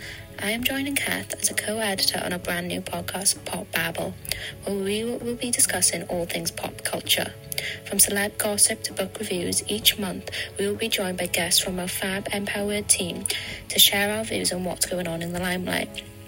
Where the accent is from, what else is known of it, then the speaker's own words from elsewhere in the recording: Swansea, Wales, United Kingdom; I'm 22 years old and I'm from Swansea.